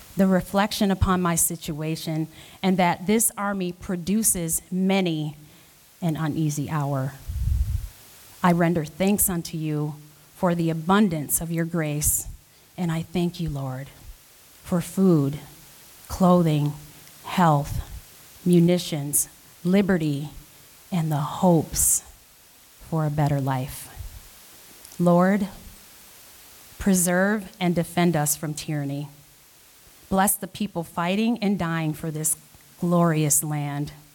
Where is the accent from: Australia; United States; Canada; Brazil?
United States; Minnesota; also born or lived in Rochester, New York; I'm not native to Minnesota. I moved there in 1987 as a child